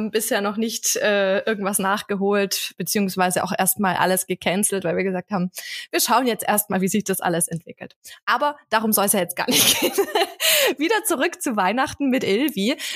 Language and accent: German; Bavaria, Germany; Also mein Mann kommt aus Oberbayern und ich komme aus dem Allgäu.